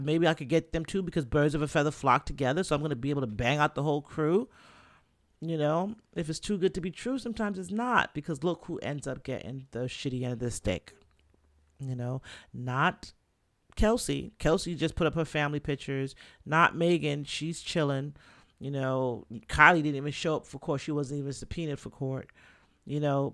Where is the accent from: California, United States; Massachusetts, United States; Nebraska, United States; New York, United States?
New York, United States; New York City; also born or lived in Jamaica; now in Florida, United States; I'm Jamaican, Caribbean, from the Bronx